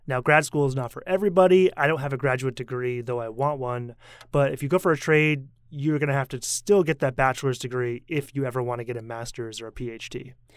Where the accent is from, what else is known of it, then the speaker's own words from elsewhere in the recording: United States; now in Taiwan; as an American